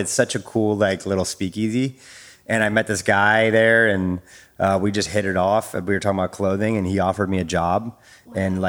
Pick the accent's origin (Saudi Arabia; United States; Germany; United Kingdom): United States; East Coast; also born or lived in Virginia / North Carolina / South Carolina; Well, I am me. … I'm a military brat, so we moved around a lot as a smaller kid growing up on the kind of the East Coast, Virginia, North Carolina, South Carolina.